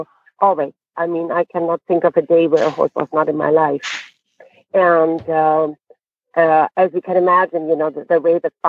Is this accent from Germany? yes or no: yes; Germany; moved away; I was born and raised in Germany